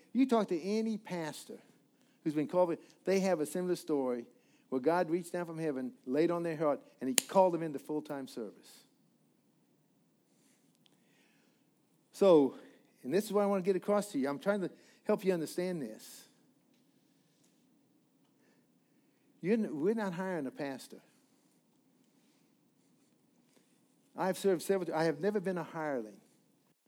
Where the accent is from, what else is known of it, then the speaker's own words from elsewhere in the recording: the Rockies, Rocky Mountains, United States; also born or lived in Missouri; now in Florida, United States; I'm a mountain boy. I was raised in the Rockies.